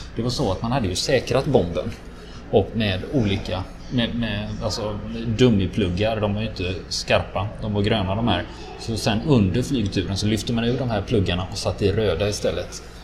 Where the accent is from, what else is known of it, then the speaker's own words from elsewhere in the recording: Sweden; som svensk